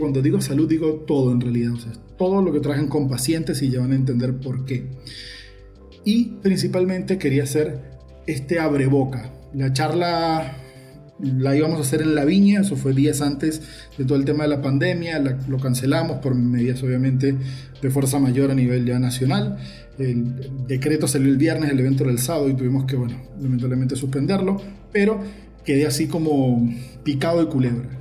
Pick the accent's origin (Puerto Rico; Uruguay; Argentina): Uruguay; now in Valencia, Venezuela; porque desde que llegué a Venezuela en el 2003 todo el mundo me conoce como …